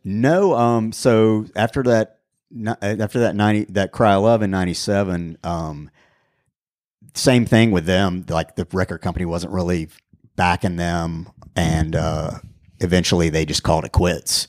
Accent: Raleigh, North Carolina, United States; I'm from Raleigh, North Carolina

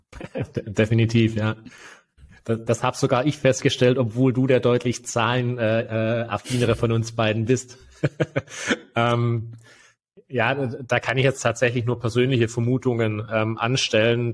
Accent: Germany; bei uns in Deutschland

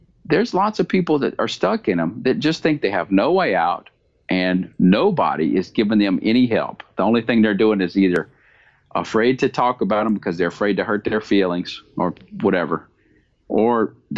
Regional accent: the South, United States; I'm from the United States and from the South

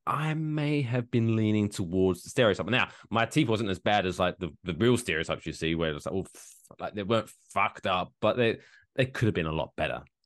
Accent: England, United Kingdom; now in Ridgefield, New Jersey, United States; I grew up in England where it's not a big thing

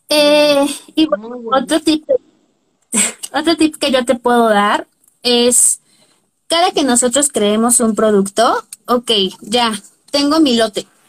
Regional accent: Puebla, Mexico; yo soy de Puebla

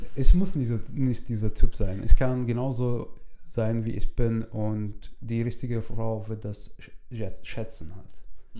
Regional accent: Syria; German is a second language; now in Germany; ich komme aus Syrien

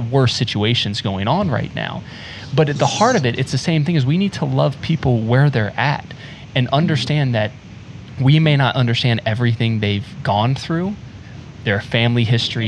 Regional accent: rural North Carolina, United States; moved away; also born or lived in South Florida; I grew up in rural North Carolina

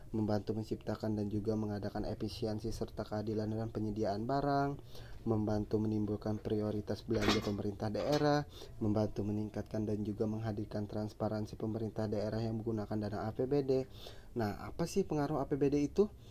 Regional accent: Banjarmasin, South Kalimantan, Indonesia; saya ini berasal dari kota Banjarmasin

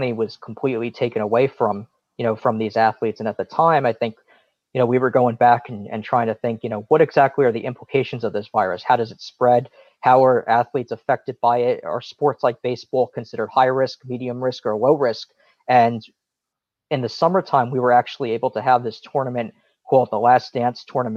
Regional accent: Point Pleasant, New Jersey, United States; I grew up in Point Borough

